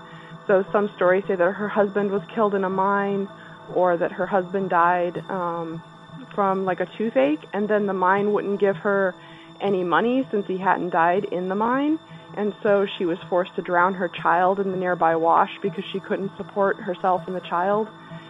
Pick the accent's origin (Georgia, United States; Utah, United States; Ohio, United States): Utah, United States; I grew up in Utah, central Utah, near a town called Helper.